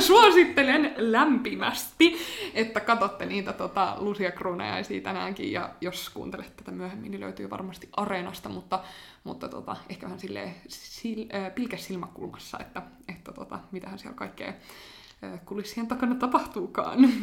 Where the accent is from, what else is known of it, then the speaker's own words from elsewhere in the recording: Finland; mä oon suomenruotsalainen kaksikielinen ja käynyt aina ruotsinkielistä koulua